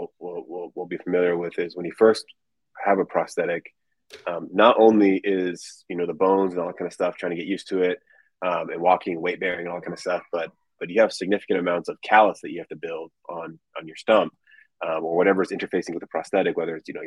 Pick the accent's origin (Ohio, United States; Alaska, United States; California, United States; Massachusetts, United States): California, United States; Southern; growing up in California